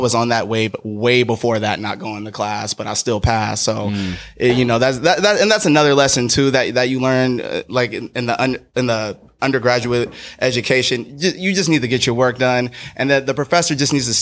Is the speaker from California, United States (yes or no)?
yes; Berkeley, California, United States; also born or lived in Sacramento; B-Town, Berkeley